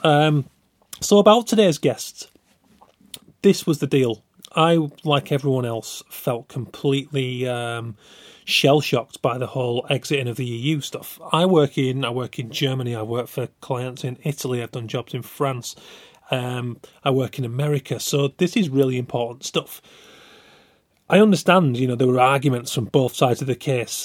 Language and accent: English; Yorkshire and the Humber, United Kingdom; I'm from West Yorkshire, from a small working class town